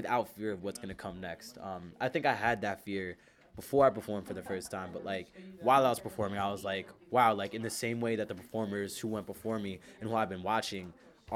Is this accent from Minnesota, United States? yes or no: no; Philadelphia, Pennsylvania, United States; I'm from North Philly